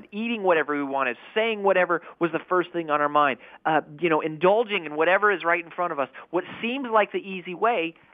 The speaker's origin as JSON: {"language": "English", "region": "Colorado", "country": "United States", "tie": "born or raised there", "said": "I grew up in Colorado"}